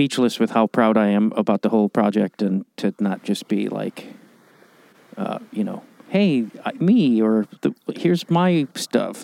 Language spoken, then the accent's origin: English; Chicago, Illinois, United States; moved away; that's my hometown as well